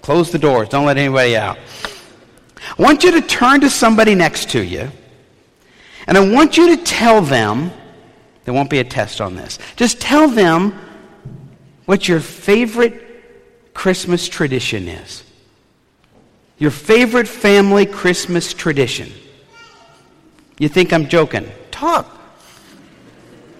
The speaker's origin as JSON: {"language": "English", "town": "New Orleans", "region": "Louisiana", "country": "United States", "tie": "born or raised there", "said": "When I was a kid growing up in New Orleans"}